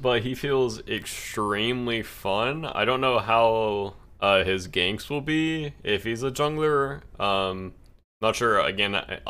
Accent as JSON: {"language": "English", "region": "the South", "country": "United States", "accent": "southern twang", "said": "I have, like, a southern twang"}